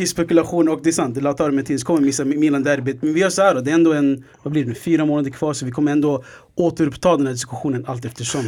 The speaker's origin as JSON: {"language": "Swedish", "country": "Sweden", "said": "vi är svenskar"}